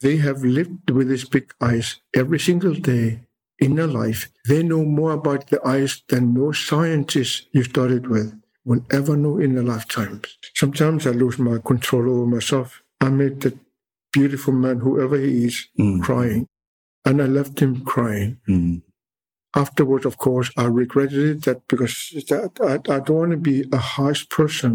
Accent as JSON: {"language": "English", "country": "Greenland", "said": "the big ice of my land"}